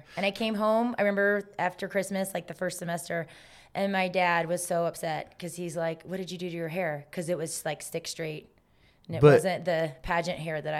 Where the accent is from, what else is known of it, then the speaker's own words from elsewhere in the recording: South Carolina, United States; I just thought I had really big hair because I'm from South Carolina.